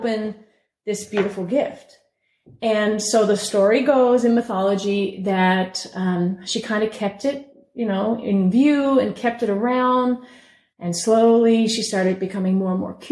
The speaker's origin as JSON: {"language": "English", "region": "Newfoundland and Labrador", "country": "Canada", "tie": "born or raised there", "said": "I grew up in Newfoundland"}